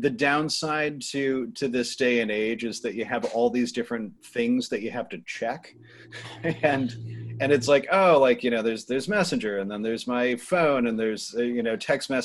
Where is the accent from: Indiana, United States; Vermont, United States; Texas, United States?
Vermont, United States; Cornwall; also born or lived in Pittsburgh / Boston; now in Rhode Island, United States; I grew up in Vermont, which is already an offbeat place